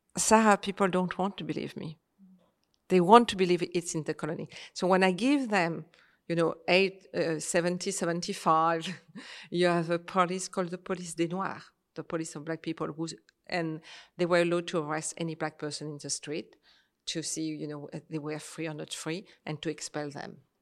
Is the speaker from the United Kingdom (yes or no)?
no; Réunion; moved away; also born or lived in Paris / Algeria / France; I was born in Paris, but I grew up in Réunion, I was one year old, so my, my life is Réunion